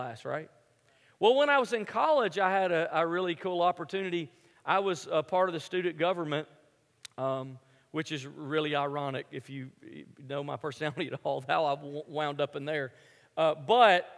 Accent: Memphis, Tennessee, United States; moved away; I grew up in Memphis, which is a basketball city

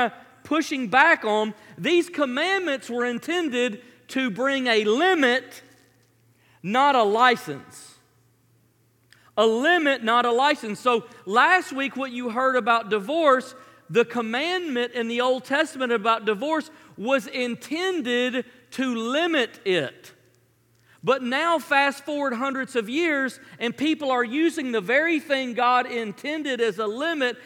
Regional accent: Memphis, Tennessee, United States; I grew up in Memphis

